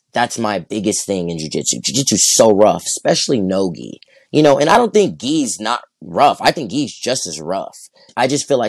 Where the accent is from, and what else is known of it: Flint, Michigan, United States; born or raised there; also born or lived in Culver City, California; now in Torrance, United States